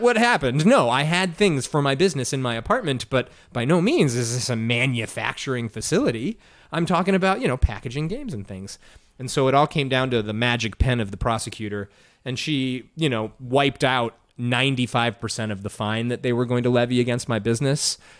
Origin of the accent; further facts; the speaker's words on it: Evanston, Illinois, United States; moved away as an adult; also born or lived in Arizona / Georgia / South Carolina; now in Chicago, United States; I grew up in Evanston